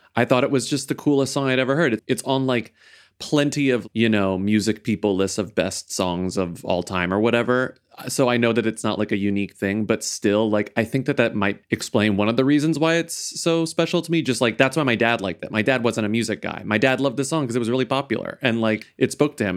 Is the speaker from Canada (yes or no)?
no; Texas, United States; And I'm from Texas